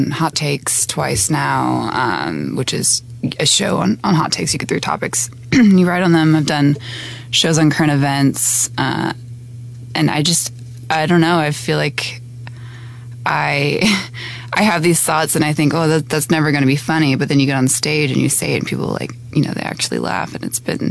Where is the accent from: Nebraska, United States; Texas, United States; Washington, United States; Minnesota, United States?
Texas, United States; Houston; I'm from Houston